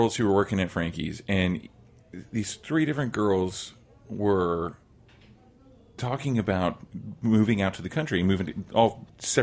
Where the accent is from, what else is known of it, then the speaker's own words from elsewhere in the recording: Oklahoma, United States; now in New York City, United States; growing up in Oklahoma, there was I tried hard, really hard, and I kind of succeeded for a little while to stop saying y'all. And then when I moved to New York City